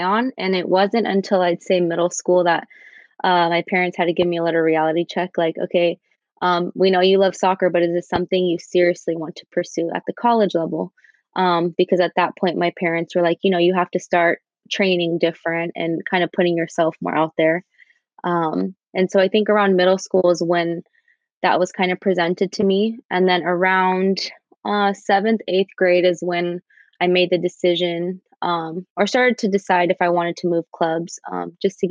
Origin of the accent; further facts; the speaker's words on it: San Leandro, California, United States; I was born and raised in the Bay Area, in San Leandro, to be specific